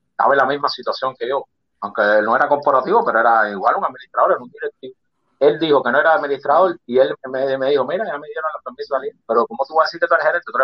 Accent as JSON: {"language": "Spanish", "country": "Cuba", "moved": "as an adult", "said": "Ahora no, después de eso que salí de Cuba, te podían vender carro, trabajo que pasé para vender el carro."}